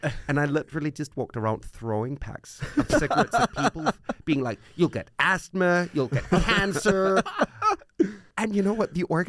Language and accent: English; Copenhagen, Capital Region of Denmark, Denmark; Yeah. I'm a true Copenhagener.